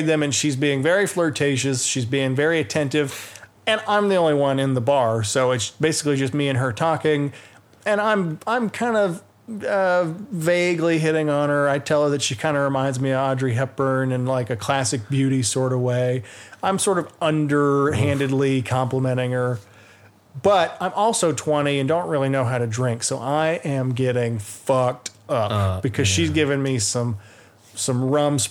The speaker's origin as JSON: {"language": "English", "town": "Atlanta", "region": "Georgia", "country": "United States", "said": "I'm from Atlanta."}